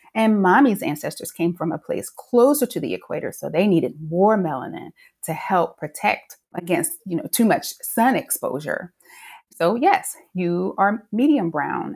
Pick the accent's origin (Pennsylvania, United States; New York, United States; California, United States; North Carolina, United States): North Carolina, United States; I grew up in North Carolina